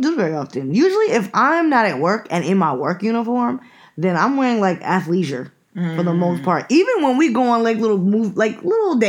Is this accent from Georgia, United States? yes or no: no; New York, United States; we're from New York